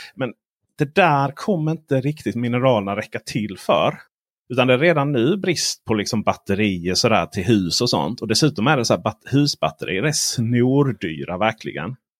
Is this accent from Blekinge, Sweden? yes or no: yes; Blekinge, Sweden; Jag är uppvuxen på, i Blekinges skogar.